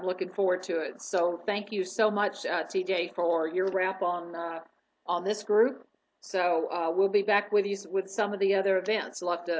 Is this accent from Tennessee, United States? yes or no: yes; Tennessee, United States; Oh, who's from Tennessee? That's my home state.